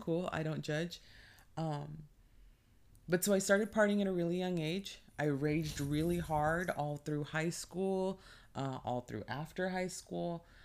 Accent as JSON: {"language": "English", "region": "California", "country": "United States", "tie": "born or raised there", "said": "born and raised in California, never wanna leave it"}